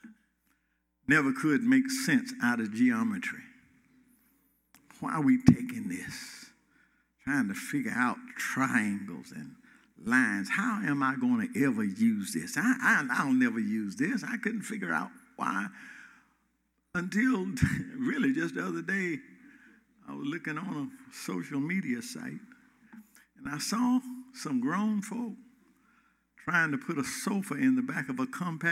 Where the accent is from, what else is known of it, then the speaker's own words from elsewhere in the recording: Gainesville, Georgia, United States; My heart and my mind goes back to Hall County, Georgia, Clay Hills, of Gainesville, Northwestern Elementary School